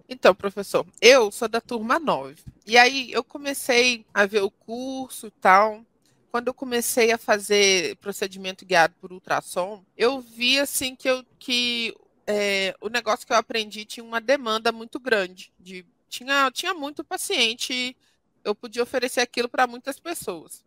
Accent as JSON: {"language": "Portuguese", "region": "interior of Rio de Janeiro state", "country": "Brazil", "also_born_or_lived": "Vassouras, Brazil / Jundiaí, Brazil", "moved": "as an adult", "lives_now": "Goiânia, Brazil", "said": "eu sou do interior do Rio, eu formei em Vassouras, né, interior do Rio"}